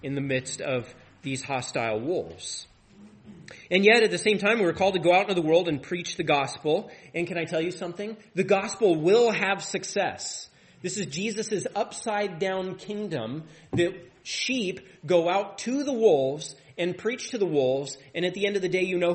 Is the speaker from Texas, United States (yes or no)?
no; Tri-Cities, Washington, United States; now in Deer Park, United States; I grew up in the Tri-Cities